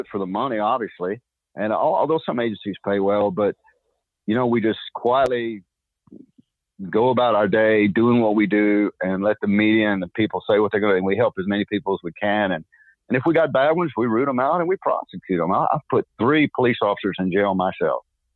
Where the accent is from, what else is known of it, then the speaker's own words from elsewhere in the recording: Texas, United States; I'm from Texas